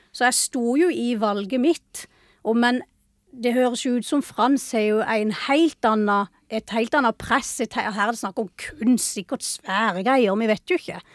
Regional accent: Vennesla, Agder, Norway; hjemme i Vennesla

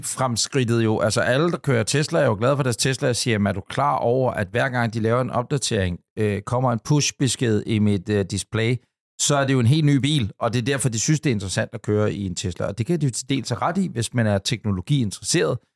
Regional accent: Ølstykke, Capital Region of Denmark, Denmark; da jeg var dreng ude i Ølstykke

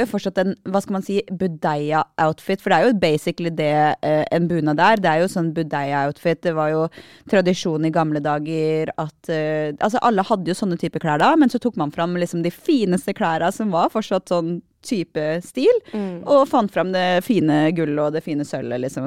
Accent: Aurskog, Akershus, Norway; Vi, vi, er på Aurskog

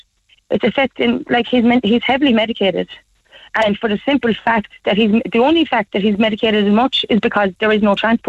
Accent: Midleton, Munster, Ireland; I'm an Irish citizen. My son is an Irish citizen. I'm living in Middleton all my life.

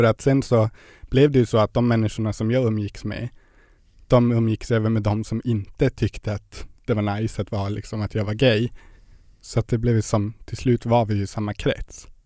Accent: Gällivare, Norrbotten County, Sweden; now in Luleå, Sweden; Jag kommer från Gällivare.

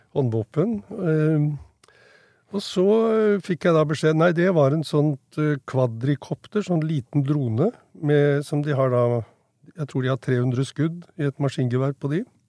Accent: Norway; jeg vokste jo opp i Norge

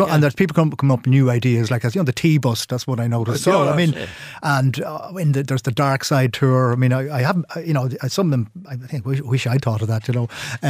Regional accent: Ireland; look, we're Irish.

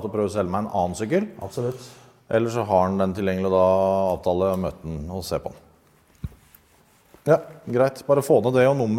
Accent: Drammen, Buskerud, Norway; Å ja, jeg kommer fra fra Oslo, skjønner du. Rett vest for Oslo. Drammen.

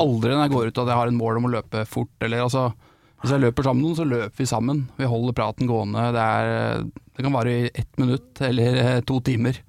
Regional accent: Vestfold, Norway; jeg er jo fra Vestfold.

